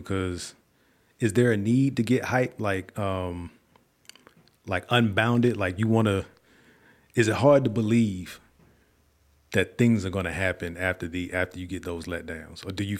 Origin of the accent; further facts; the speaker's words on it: Virginia, United States; I'm from Virginia.